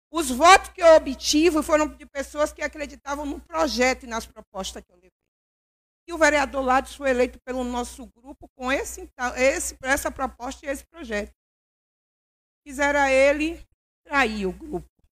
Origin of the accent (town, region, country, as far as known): Governador Mangabeira, Bahia, Brazil